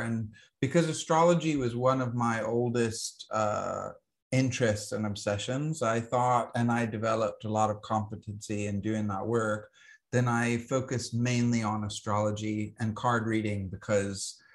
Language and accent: English; Alabama, United States; I grew up in Alabama